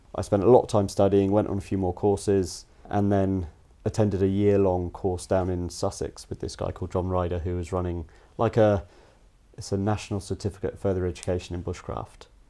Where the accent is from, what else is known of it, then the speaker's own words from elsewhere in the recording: Cayman Islands; moved away; also born or lived in United States; I was born in the States. When I was about four, moved over to an island in the Caribbean, the Cayman Islands, and just had a, a little bit of sort of a feral up, bringing, I guess, as a kid.